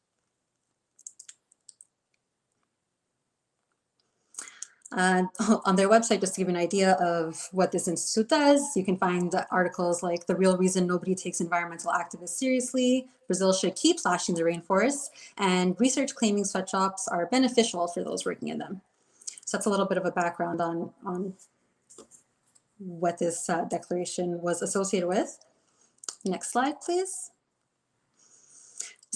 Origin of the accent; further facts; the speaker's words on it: Montreal, Quebec, Canada; I'm from Montreal, Quebec.